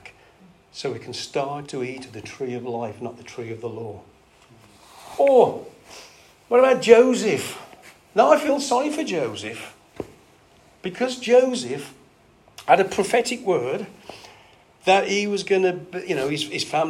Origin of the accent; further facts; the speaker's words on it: England, United Kingdom; we're English